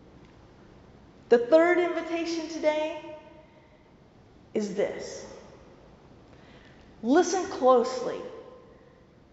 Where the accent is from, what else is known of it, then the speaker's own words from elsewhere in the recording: the South, Southern United States, United States; accent: southern; my southern accent